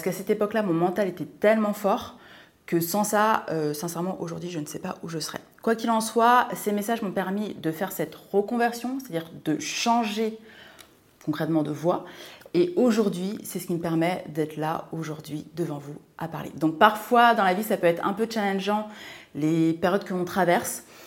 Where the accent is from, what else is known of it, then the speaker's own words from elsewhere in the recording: a small village in Seine-et-Marne, Île-de-France, France; also born or lived in Martinique; Je suis originaire de Martinique, voilà tout simplement. Et j'ai grandi dans un petit village de Seine-et-Marne